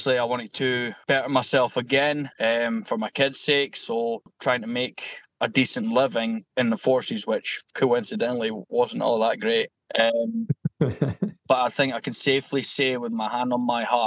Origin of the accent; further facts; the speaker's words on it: Scotland, United Kingdom; also born or lived in Galashiels; you wouldn't have actually thought I was Scottish.